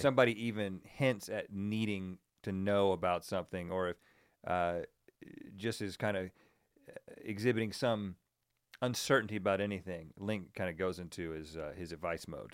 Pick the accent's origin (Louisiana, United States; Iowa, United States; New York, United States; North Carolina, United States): North Carolina, United States; moved away as an adult; now in Los Angeles, United States; we're from North Carolina.